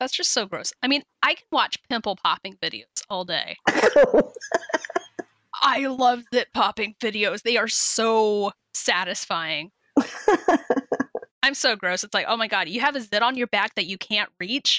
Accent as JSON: {"language": "English", "region": "Southern California", "country": "United States", "tie": "born or raised there", "said": "growing up in SoCal as a young Gen Xer"}